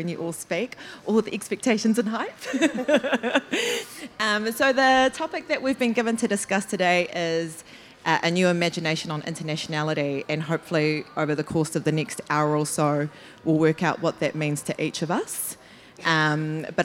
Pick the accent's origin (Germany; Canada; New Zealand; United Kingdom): New Zealand; I was born and raised here in Aotearoa